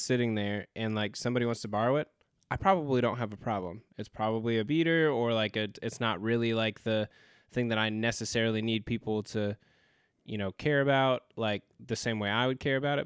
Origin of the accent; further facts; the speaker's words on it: Spokane, Washington, United States; also born or lived in California; now in Greensboro, United States; we grew up in Spokane, Washington, we grew up fairly poor, but when we moved to California